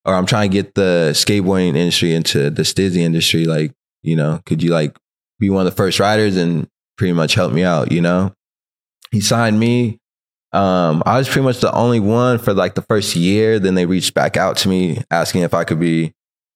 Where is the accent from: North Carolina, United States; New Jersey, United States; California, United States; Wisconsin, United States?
California, United States; now in Long Beach, United States; I grew up in Tashby, so Palmdale was like the closest city